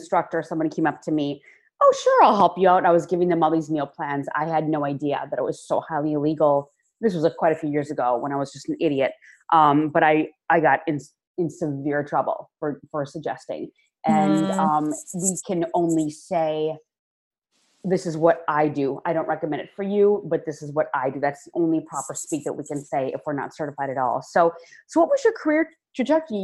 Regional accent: Wisconsin, United States; moved away; I also am originally from the Midwest and a lot of our dietary, well, especially I was from Wisconsin

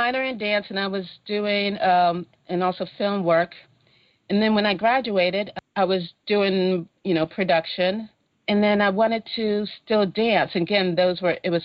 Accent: Maryland, United States; moved away as an adult; also born or lived in New York; I grew up in Maryland

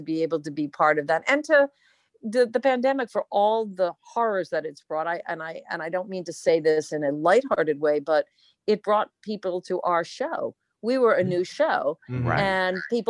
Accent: East Providence, Rhode Island, United States; I grew up in East Providence, Rhode Island, a town called Rumford

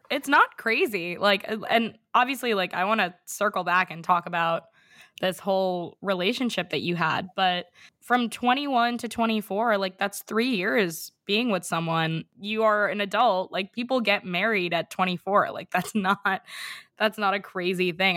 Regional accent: New York City, New York, United States; I grew up in New York City

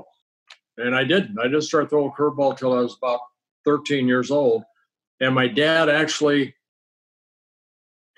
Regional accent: Southern California, United States; also born or lived in Holland / Canada / Paramount, California / Garden Grove, California; growing up in Southern California, being a Koufax and Drysdale fan

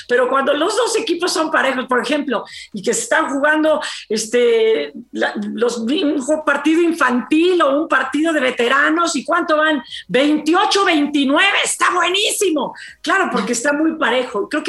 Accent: Mexico; yo tengo mis dudas de si en México tenemos que seguirle apostando todo el capital emocional deportivo al fútbol

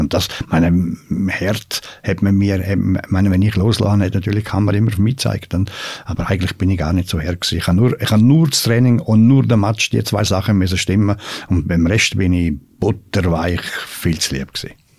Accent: Switzerland; vor allem nicht als Schweizer

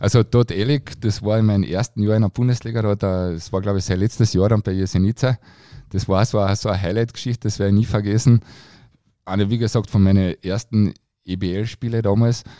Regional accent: Klagenfurt, Carinthia, Austria; für mich als Kärntner

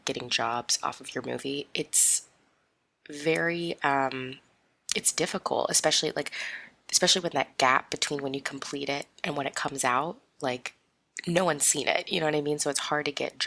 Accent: Las Vegas, Nevada, United States; also born or lived in Sydney, Australia; My family and I moved to Las Vegas in the year 2000. And so I grew up there for a very, very long time.

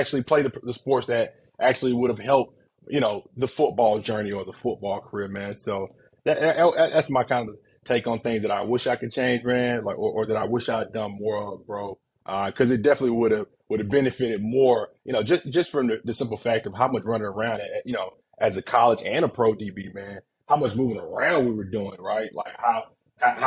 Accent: Warner Robins, Georgia, United States; moved away as an adult; also born or lived in West Lafayette, Indiana; I'm from Warner Robins, Georgia, big football city

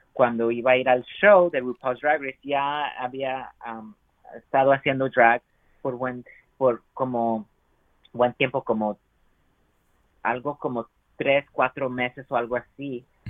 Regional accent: United States; first language Spanish; aunque sea chicano y crecí aquí en los Estados Unidos

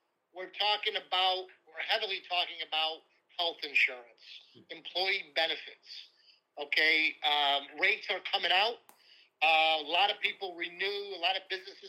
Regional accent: Syracuse, New York, United States; since I'm born and raised in Syracuse

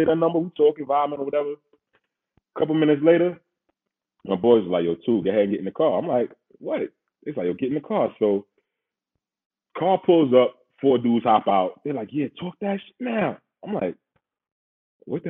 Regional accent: New York City, New York, United States; we're all from Queens

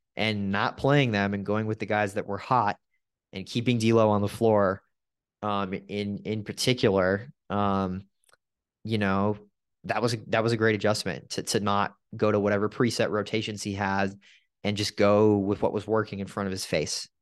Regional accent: Southern California, United States; those early two thousands Laker fans that I grew up around in Southern California

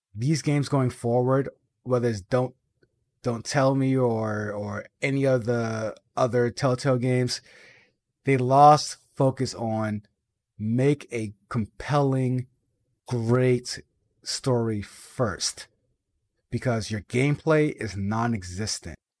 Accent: Boston, Massachusetts, United States; I'm from Boston

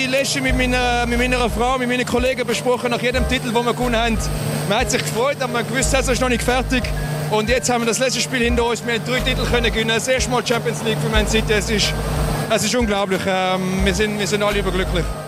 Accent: Valais, Switzerland; als Walliser

